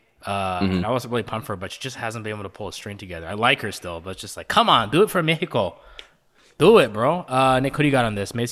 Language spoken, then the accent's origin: English; Nigeria; being Nigerian